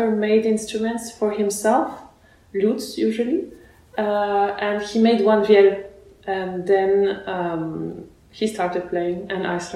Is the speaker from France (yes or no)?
yes; France; also born or lived in Russia / Barcelona, Spain / Lyon, France / Basel, Switzerland; I was born in Russia and then I grew up in France